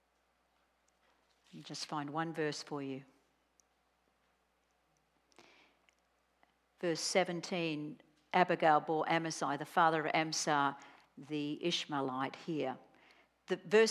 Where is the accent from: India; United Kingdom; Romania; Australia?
Australia; I'm Australian